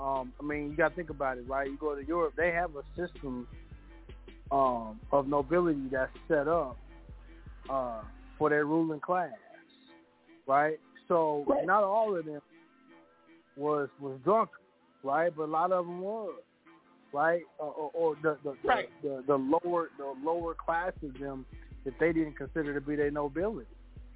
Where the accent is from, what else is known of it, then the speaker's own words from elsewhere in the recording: Kansas, United States; Listen, man, I'm from Kansas, man.